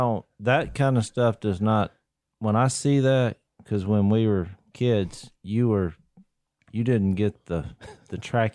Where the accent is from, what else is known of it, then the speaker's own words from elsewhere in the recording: Iowa, United States; Hey, I'm from Iowa. I can catch mice.